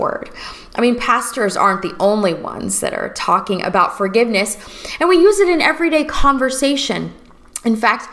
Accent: Florida, United States; also born or lived in Los Angeles, United States; now in New Orleans, United States; I'm originally from Florida

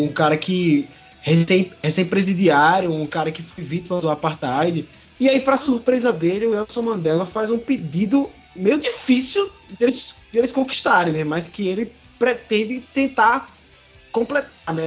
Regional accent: Brazil; a gente é brasileiro

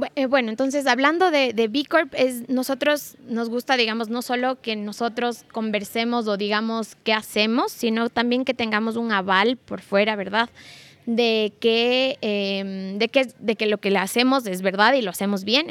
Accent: Ecuador; nosotros como ecuatorianos

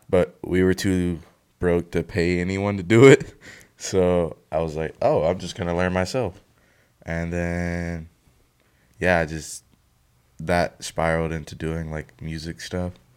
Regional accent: Mississippi, United States; I was born in Mississippi

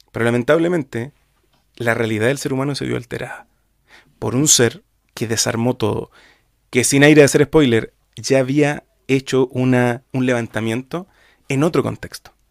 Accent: Chile; de otro país, soy, soy chileno.

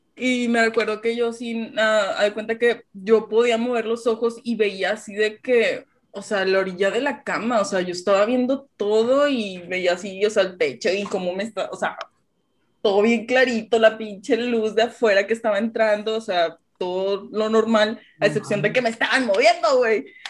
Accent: Allende, Nuevo León, Mexico; como soy de Allende, pues vivíamos allá en la casa de mis papás.

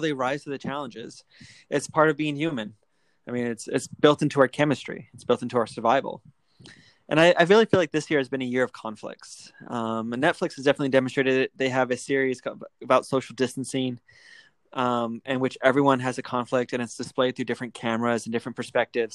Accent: Alaska, United States; I'm from Alaska.

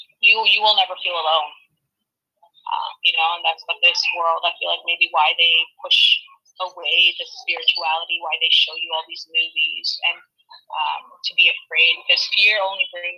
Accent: Ontario, Canada; Ontario, I'm from Ontario, and they're in lockdown.

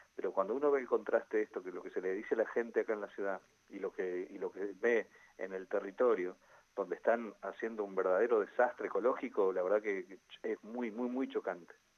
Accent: Centenario, Neuquén, Argentina; Yo soy nacido y criado en Centenario

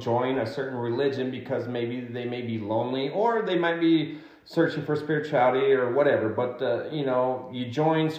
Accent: United States; also born or lived in Mexico; I was raised most of my life in the U.S., going to elementary through college in the U.S.

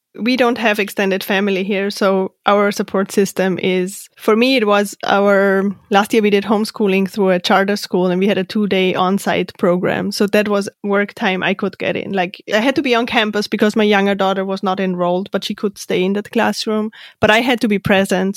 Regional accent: Austria; moved away as an adult; I'm from Austria

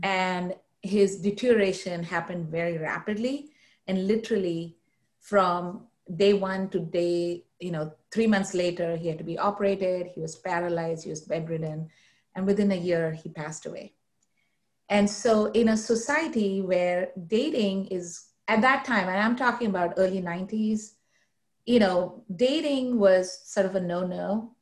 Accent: Mumbai, Maharashtra, India; moved away; I grew up in India, uh, in the city of Mumbai

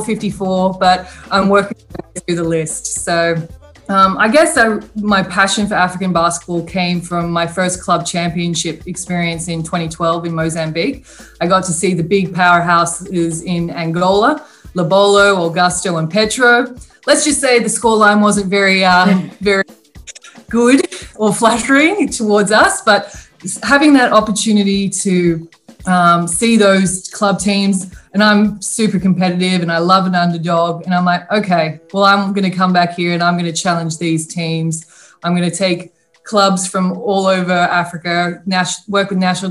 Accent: Sydney, New South Wales, Australia; I was born in Sydney, Australia, and I'm an identical twin. And in Australia, we are obsessed with sport

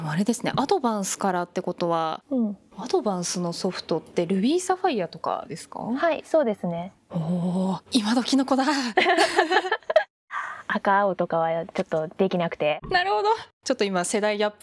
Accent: Urayasu, Chiba, Japan; 生まれ育ったのがディズニーがある浦安市で

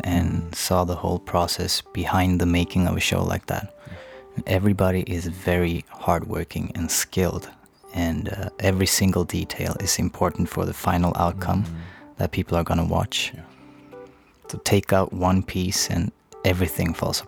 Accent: Sundsvall, Västernorrland County, Sweden; my small hometown of Sundsvall

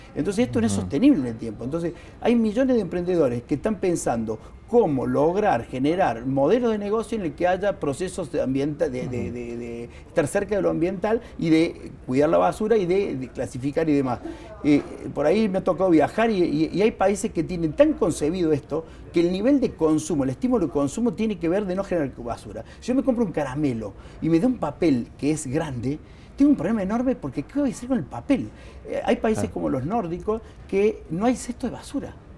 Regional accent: Río Cuarto, Córdoba, Argentina; yo soy de Río Cuarto

